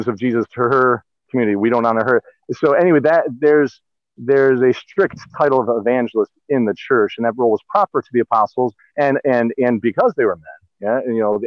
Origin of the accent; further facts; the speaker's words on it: Cleveland, Ohio, United States; now in California, United States; Growing up in Cleveland